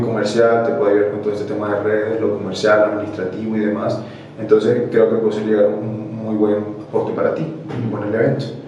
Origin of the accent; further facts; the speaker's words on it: Barranquilla, Atlántico, Colombia; accent: costeño; moved away as an adult; now in Santa Cruz, Bolivia; Soy de Colombia. Okay soy de Barranquilla.